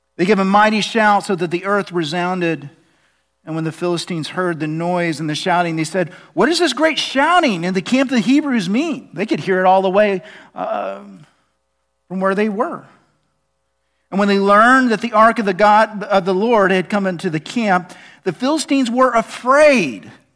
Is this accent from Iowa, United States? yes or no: no; Oklahoma, United States; I'm from Oklahoma